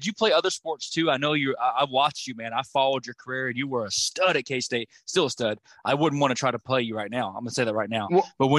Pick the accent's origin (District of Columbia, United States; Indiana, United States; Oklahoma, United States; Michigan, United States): Oklahoma, United States; Lawton; We're from Lawton, Oklahoma, in that area, so you're good people, man.